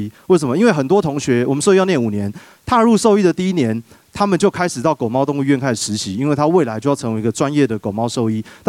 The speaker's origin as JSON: {"language": "Chinese", "region": "Taipei", "country": "Taiwan", "tie": "born or raised there", "also_born_or_lived": "Yunlin", "moved": "as an adult", "said": "我是一个这个从小在台北长大的小孩哦。"}